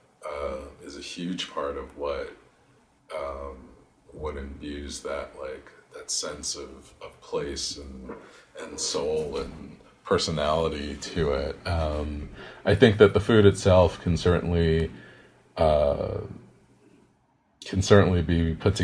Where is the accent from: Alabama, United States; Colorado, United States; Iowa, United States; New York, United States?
New York, United States; New York City; also born or lived in Queens, New York; I was born in Queens, but I've lived in Brooklyn for most of my life